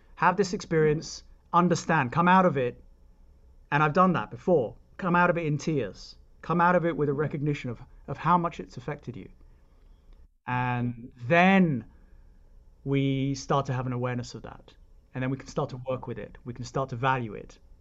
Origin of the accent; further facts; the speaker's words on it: United Kingdom; moved away; I'm British, and therefore I grew up believing that it's not a bad thing.